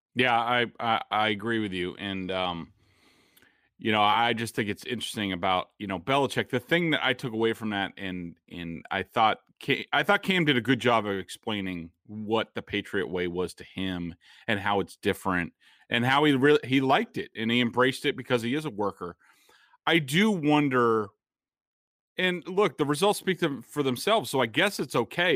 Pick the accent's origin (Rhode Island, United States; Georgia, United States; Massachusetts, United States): Massachusetts, United States; Boston; I'm from Boston